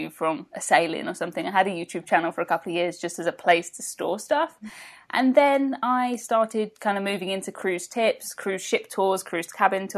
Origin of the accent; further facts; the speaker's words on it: England, United Kingdom; England. From England